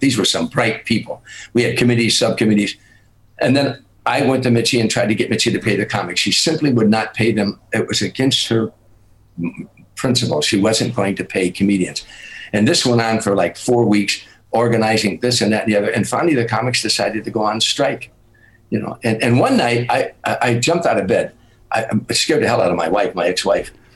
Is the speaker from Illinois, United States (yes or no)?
yes; Harvey, Illinois, United States; I had a lot of fights in my life growing up in Harvey